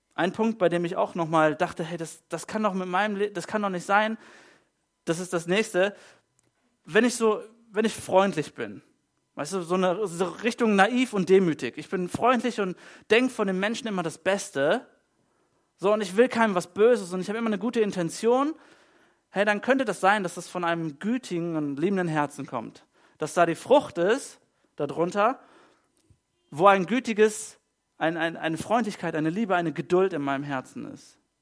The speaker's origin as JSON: {"language": "German", "country": "Germany", "said": "bei uns in Deutschland"}